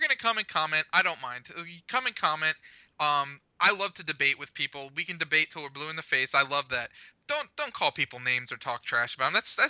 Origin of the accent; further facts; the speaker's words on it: New York, United States; accent: New York; at least I'm not going into my New York accent.